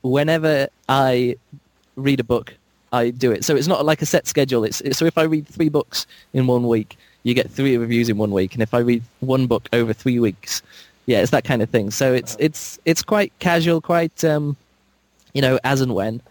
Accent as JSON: {"language": "English", "region": "England", "country": "United Kingdom", "said": "I'm from England"}